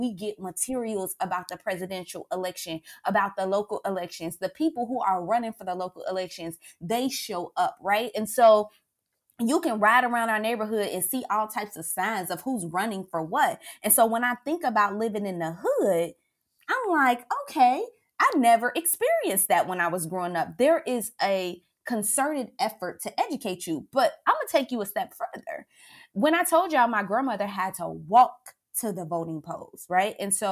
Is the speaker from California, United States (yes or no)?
no; Cincinnati, Ohio, United States; moved away as an adult; also born or lived in Maryland; I grew up in Winton Terrace